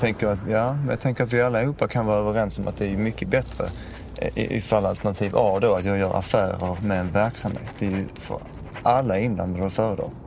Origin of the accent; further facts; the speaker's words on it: Sweden; för oss som svenskar